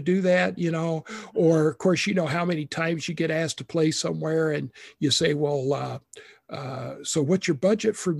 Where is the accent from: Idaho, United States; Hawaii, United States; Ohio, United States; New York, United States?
Idaho, United States; also born or lived in Texas / Waukesha, Wisconsin; now in Wisconsin, United States; even though I'm not originally from Texas, I'm from Idaho